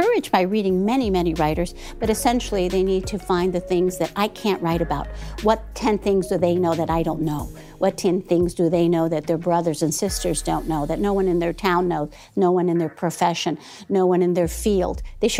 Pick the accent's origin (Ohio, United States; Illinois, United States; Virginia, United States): Illinois, United States; Chicago; moved away as an adult; also born or lived in Texas / Mexico; I couldn't explain that I was born in Chicago, Mexican parents, so that's when I became Chicano.